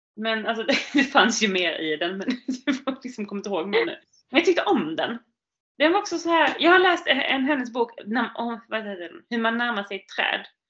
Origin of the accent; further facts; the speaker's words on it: Lund, Skåne, Sweden; Norra Fäladen, i min stadsdel. Det är där jag kommer ifrån